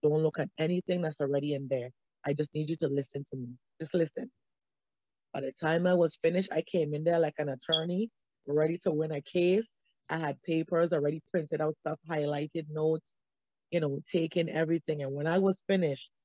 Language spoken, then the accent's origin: English; St. Thomas, U.S. Virgin Islands; moved away as an adult; I'm originally from St. Thomas, U.S. Virgin Islands